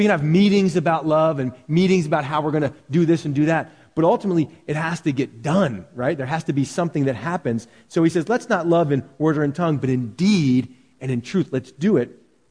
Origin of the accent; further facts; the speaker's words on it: Philadelphia, Pennsylvania, United States; where I grew up in Philadelphia, the city of brotherly love